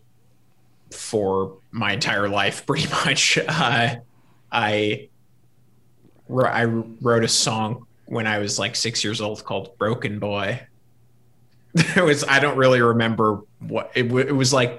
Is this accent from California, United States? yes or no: yes; Los Angeles, California, United States; also born or lived in Santa Barbara, California; I grew up here in Los Angeles, and also partly in Santa Barbara, which is like just north of here where my dad is from.